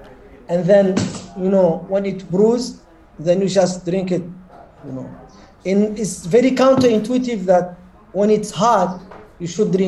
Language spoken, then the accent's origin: English; Mauritania; I was born in Mauritania, 1970. I don't know my exact birthday.